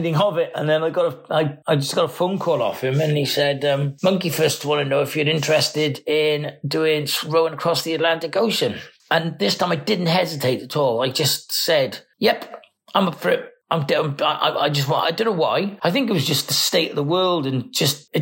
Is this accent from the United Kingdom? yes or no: yes; Cardiff, Wales, United Kingdom; I'm from Cardiff in Wales.